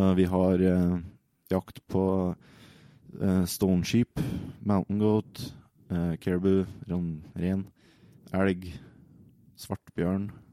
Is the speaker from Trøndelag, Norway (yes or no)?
yes; Overhalla, Trøndelag, Norway; Jeg kommer fra Overhalla.